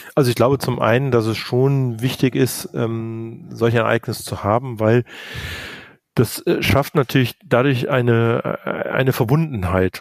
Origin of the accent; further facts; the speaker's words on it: Cologne, North Rhine-Westphalia, Germany; ich bin selber Kölner